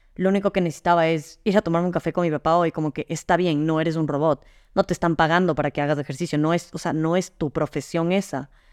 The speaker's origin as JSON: {"language": "Spanish", "country": "Ecuador", "also_born_or_lived": "Madrid, Spain", "moved": "yes", "said": "regresé a Ecuador"}